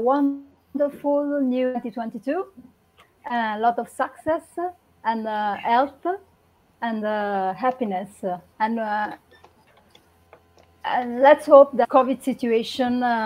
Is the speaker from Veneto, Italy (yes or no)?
no; Rome, Lazio, Italy; now in Livorno, Italy; I'm from Rome. I was born in Rome